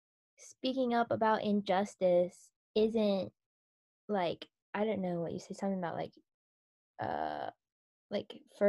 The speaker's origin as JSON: {"language": "English", "country": "United States", "said": "realizing, oh, I'm Korean American and like stepping into that."}